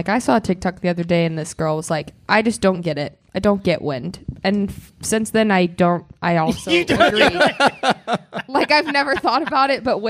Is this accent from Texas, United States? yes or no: yes; Thorndale, Texas, United States; I'm from Thorndale, Texas.